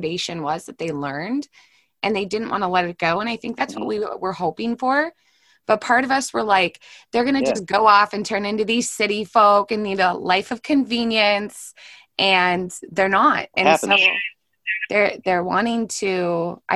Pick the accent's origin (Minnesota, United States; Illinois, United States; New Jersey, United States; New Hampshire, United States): Minnesota, United States; St. Louis Park; I was born in St. Louis Park, Minnesota. And I've never left Minnesota